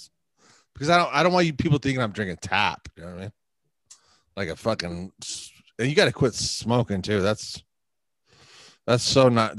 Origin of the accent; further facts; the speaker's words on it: Huntington Beach, California, United States; I'm from Huntington Beach, dude. It's 714